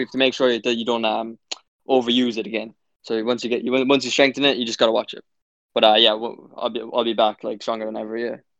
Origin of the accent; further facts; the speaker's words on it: Cork, Munster, Ireland; I'm from Cork